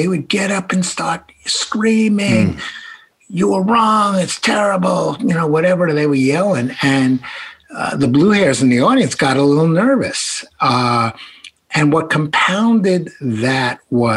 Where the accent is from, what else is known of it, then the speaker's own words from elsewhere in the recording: New York City, New York, United States; accent: Brooklyn; I'm speaking with a Brooklyn accent. That's genuine